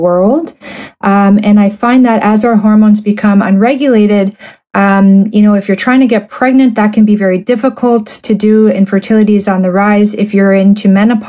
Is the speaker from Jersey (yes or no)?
no; Canada; I'm a Canadian medical doctor